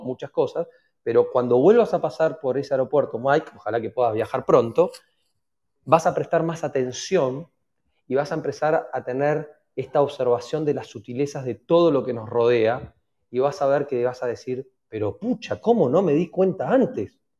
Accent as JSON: {"language": "Spanish", "country": "Argentina", "said": "la mayoría somos argentinos"}